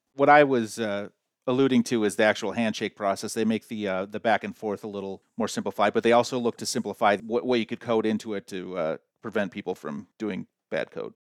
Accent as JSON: {"language": "English", "country": "United States", "said": "we Americans"}